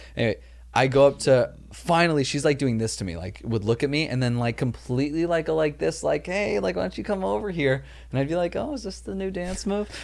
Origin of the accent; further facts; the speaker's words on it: Los Angeles, California, United States; I grew up like in Chatsworth, California